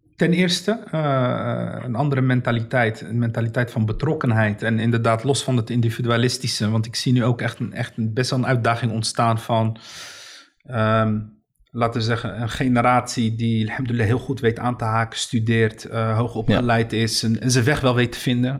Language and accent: Dutch; Rotterdam, South Holland, Netherlands; Ik ben geboren en getogen in Rotterdam.